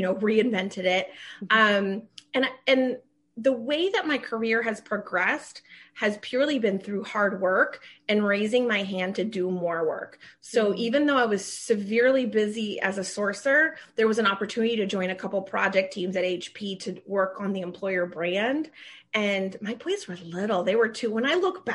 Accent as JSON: {"language": "English", "region": "Maryland", "country": "United States", "tie": "born or raised there", "also_born_or_lived": "Washington, D.C. area", "said": "I was raised in Maryland with my siblings."}